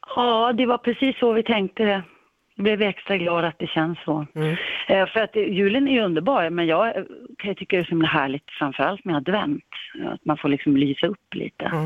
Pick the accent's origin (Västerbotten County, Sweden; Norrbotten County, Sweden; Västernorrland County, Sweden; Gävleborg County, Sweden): Västernorrland County, Sweden; Sundsvall; moved away as an adult; hemma i Sundsvall där vi är uppväxta